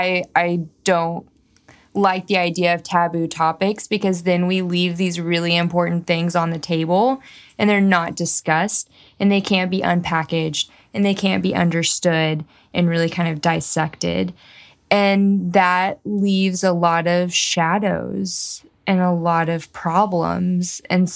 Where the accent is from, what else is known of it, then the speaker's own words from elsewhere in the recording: the South, United States; And I grew up in the South where there's a lot of things you don't talk about.